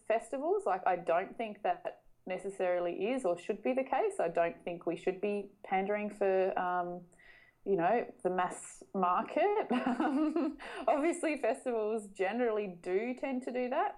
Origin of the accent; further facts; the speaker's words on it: North West Coast, Tasmania, Australia; I grew up in Tasmania, so it's very much part of my own personal backstory